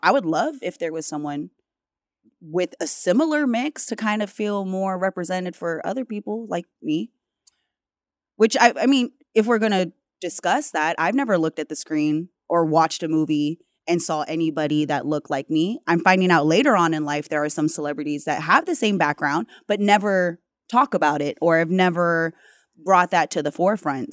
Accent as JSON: {"language": "English", "region": "Hawaii", "country": "United States", "said": "being Hawaiian, but also being mixed, you know, multiple backgrounds"}